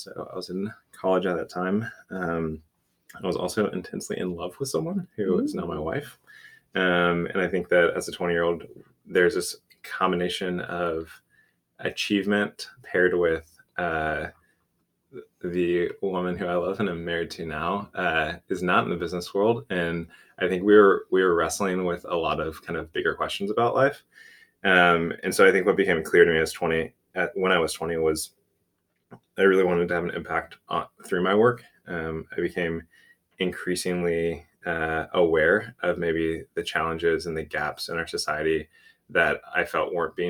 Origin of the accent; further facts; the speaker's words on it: outside of Houston, Texas, United States; I grew up outside of Houston